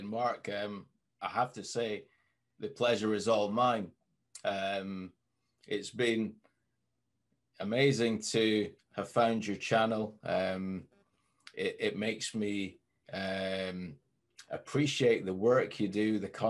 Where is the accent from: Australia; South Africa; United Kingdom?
United Kingdom; Scotland; now in Manchester, United Kingdom; But if I still speak to some friends back in Scotland, then the accent will come back sometimes with certain words, certain phrases.